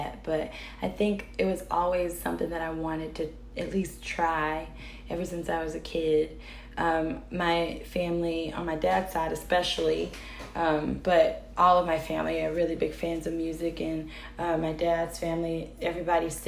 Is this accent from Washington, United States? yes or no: no; North Carolina, United States; moved away as an adult; now in Chicago, United States; I am originally from North Carolina